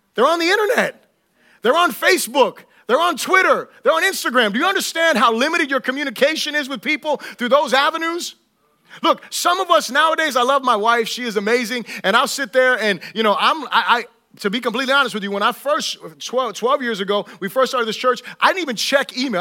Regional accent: Florida, United States; I'm from, you know, Florida

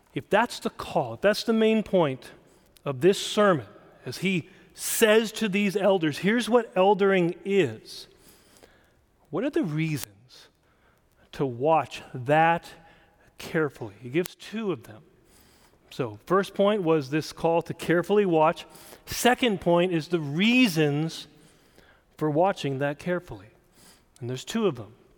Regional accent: South Dakota, United States; I grew up in South Dakota

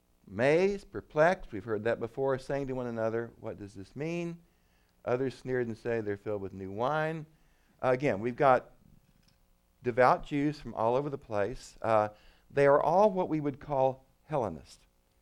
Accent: West Texas, United States; when I grew up in West Texas

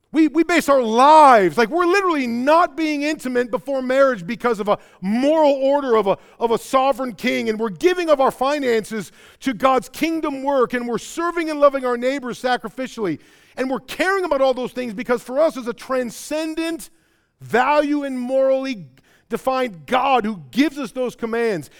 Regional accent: Rockford, Illinois, United States; accent: Midwest; I was in Rockford.

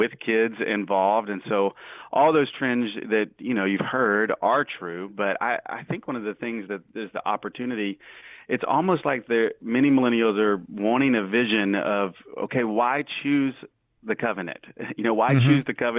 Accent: Mississippi, United States; also born or lived in New York City; now in Little Rock, United States; I'm from Mississippi

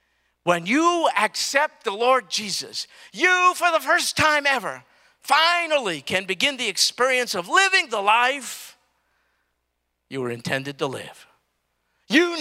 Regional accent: New York City, New York, United States; I'm from Brooklyn, New York. I grew up in New York

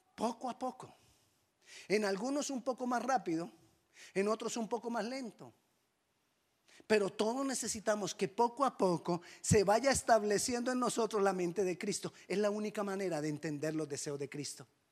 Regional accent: Colombia; accent: Colombian; me sonó a un acento no colombiano

